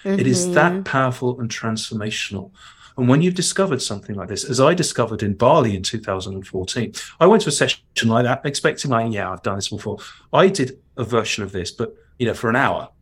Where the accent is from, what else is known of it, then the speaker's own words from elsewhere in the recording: London, United Kingdom; accent: cockney; my cockney criminal accent